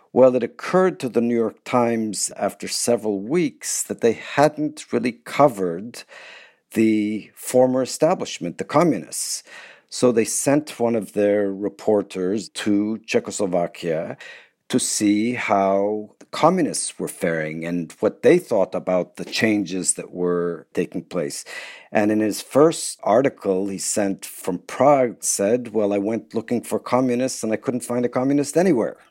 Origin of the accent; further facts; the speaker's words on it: Turkey; moved away; when I was growing up in Turkey in the 1960s and the 1970s